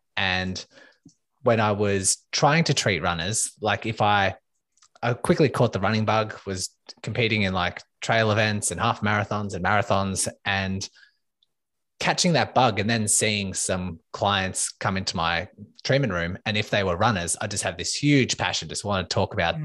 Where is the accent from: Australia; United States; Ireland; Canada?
Australia; Melbourne, Victoria; I am from Melbourne, Australia